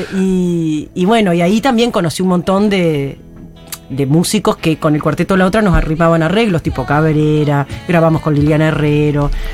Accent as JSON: {"language": "Spanish", "region": "Paysandú", "country": "Uruguay", "tie": "born or raised there", "moved": "yes", "said": "yo crecí en Paysandú. Soy"}